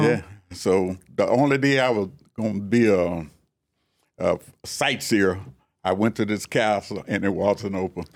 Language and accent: English; Carrollton, Texas, United States; we were raised up on Keller, Keller Spring Road, about halfway between Marsh Lane and Joseph Lane